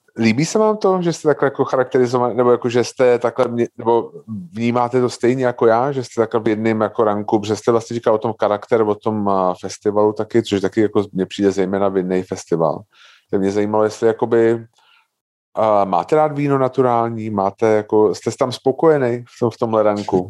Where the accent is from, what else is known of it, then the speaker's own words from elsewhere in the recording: Prague, Czechia; já jsem jako fakt typický, jako, když to řeknu blbě, jako Pražák